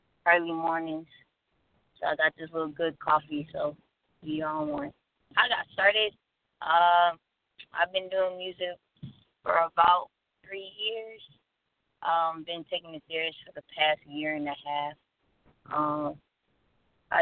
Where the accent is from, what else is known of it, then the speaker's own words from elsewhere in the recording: Detroit, Michigan, United States; moved away as an adult; I'm from Detroit, so, you know, I had to get away from, you know, the whole gangbanging lifestyle